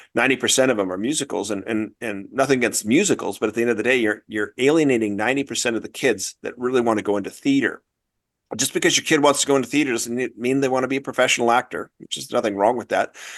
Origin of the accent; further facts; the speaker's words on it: Newport Beach, California, United States; moved away as an adult; also born or lived in Wellesley, Massachusetts; I grew up in Corona del Mar, uh, which is in Newport Beach, Southern California.